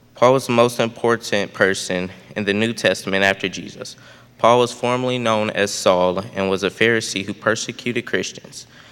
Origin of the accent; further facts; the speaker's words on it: St. Louis, Missouri, United States; I was born on March of 2008 and was baptized two months later on May 25th, 2008, at Emmanuel Lutheran Chapel in St. Louis, Missouri